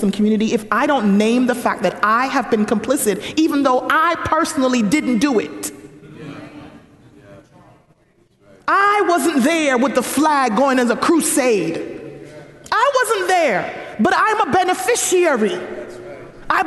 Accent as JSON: {"language": "English", "country": "Jamaica", "moved": "yes", "lives_now": "United States", "said": "I could go back to Jamaica"}